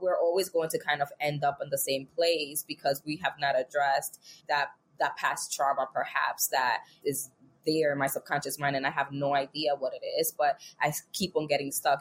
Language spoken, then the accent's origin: English; New York City, New York, United States; I'm from New York. New York City baby